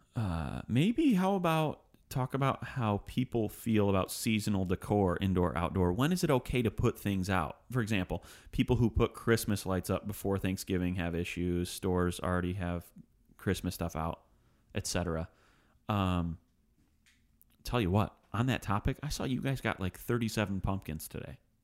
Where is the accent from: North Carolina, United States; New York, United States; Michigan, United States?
Michigan, United States; Livonia; now in Nashville, United States; Livonia, 'cause that's my hometown